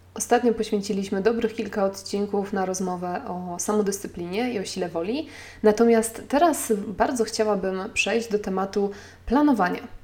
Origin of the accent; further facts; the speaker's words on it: Poland; now in Warsaw, Poland; podjęliśmy decyzję o porzuceniu Warszawy i o przeprowadzce do mojej rodzinnej miejscowości 350 km dalej